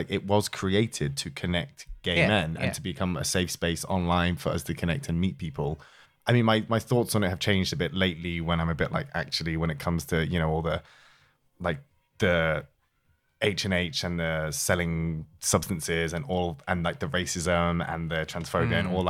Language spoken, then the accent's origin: English; York, Yorkshire and the Humber, United Kingdom; I am also from York